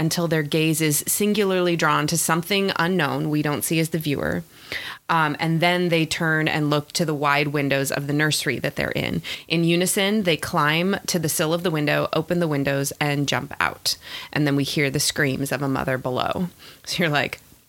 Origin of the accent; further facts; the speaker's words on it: United States; I'm an American.